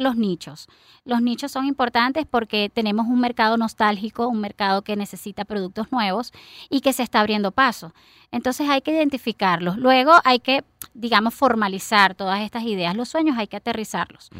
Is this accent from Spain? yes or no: no; Venezuela; Nosotros como venezolanos